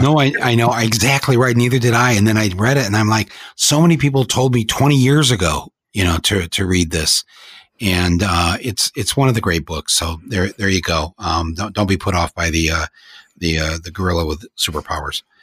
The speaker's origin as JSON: {"language": "English", "town": "Flint", "region": "Michigan", "country": "United States", "said": "We are of Flint, Michigan, folks"}